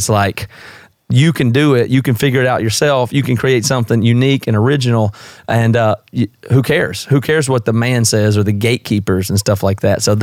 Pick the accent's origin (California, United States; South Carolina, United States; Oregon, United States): South Carolina, United States; moved away as an adult; now in Seattle, United States; my accent is obviously not from the Northwest. I'm from the South. I'm from South Carolina originally, but I've been here about 16 years